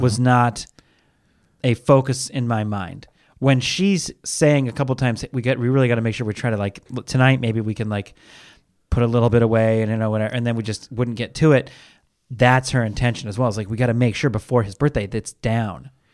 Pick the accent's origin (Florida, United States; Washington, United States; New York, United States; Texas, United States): Washington, United States; Seattle; I'm from Seattle